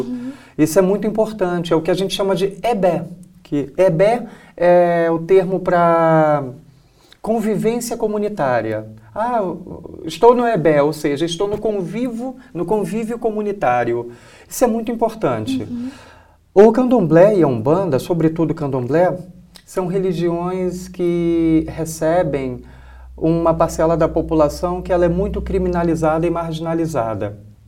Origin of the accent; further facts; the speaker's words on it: Rio de Janeiro, Brazil; moved away as an adult; now in Paraná, Brazil; E eu venho do Rio, estou há 12 anos aqui no estado do Paraná, mas eu sou do Rio de Janeiro